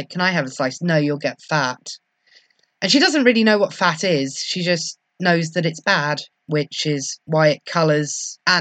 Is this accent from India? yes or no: no; England, United Kingdom; as an English person